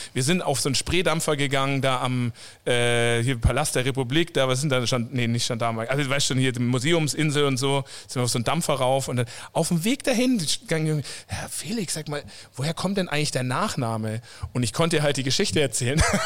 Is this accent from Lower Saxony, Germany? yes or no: no; south of Munich, Bavaria, Germany; moved away as an adult; also born or lived in Coburg / Vancouver; ich selber bin eigentlich äh, aus dem Süden von München, da aufgewachsen